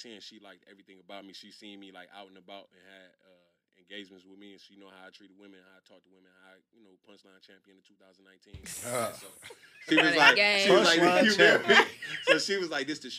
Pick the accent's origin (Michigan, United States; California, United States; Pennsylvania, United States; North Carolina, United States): Michigan, United States; Detroit; moved away as an adult; now in Los Angeles, United States; back in Detroit, obviously it was different because I'm from Detroit